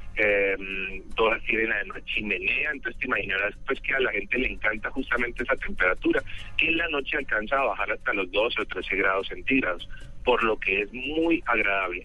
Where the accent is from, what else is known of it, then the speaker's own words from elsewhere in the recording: Cali, Valle del Cauca, Colombia; moved away; soy de Cali